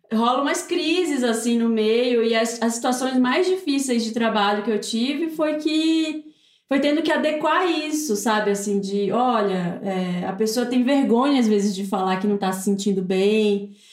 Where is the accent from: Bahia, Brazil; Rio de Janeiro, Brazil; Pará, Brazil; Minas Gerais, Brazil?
Pará, Brazil; Belém; moved away as an adult; now in São Paulo, Brazil; eu sou de Belém